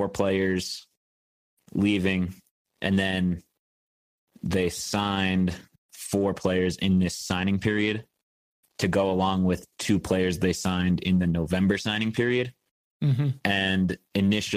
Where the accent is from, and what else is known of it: Westchester County, outside New York City, United States; born or raised there; moved away as an adult; also born or lived in Syracuse, New York; now in Bozeman, United States